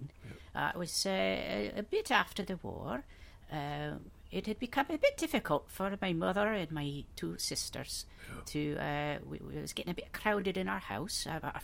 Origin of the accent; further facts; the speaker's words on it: Falkirk, Scotland, United Kingdom; now in Toronto, Canada; I'm from Falkirk in Scotland, and so is Charlie.